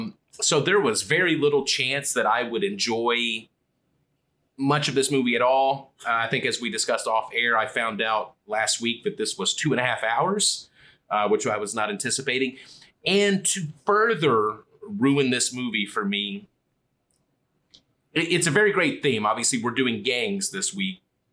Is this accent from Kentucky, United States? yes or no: yes; Kentucky, United States; I grew up in Kentucky. I've only been to Puerto Rico twice.